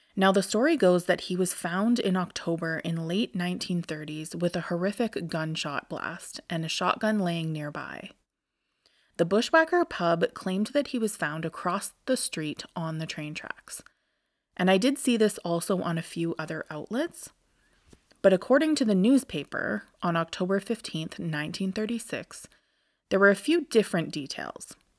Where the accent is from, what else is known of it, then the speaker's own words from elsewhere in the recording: Alberta, Canada; I'm from Alberta, which is the province to the west of Saskatchewan